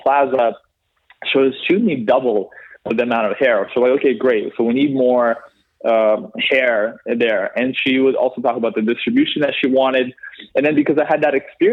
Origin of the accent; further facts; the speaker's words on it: Canada; moved away as an adult; now in London, United Kingdom; we're from Canada